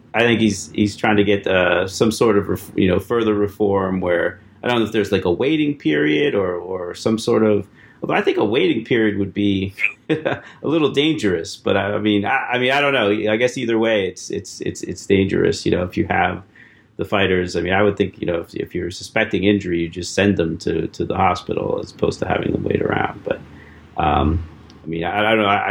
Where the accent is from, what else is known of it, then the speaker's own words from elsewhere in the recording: Erie, Pennsylvania, United States; from my hometown, Erie, PA.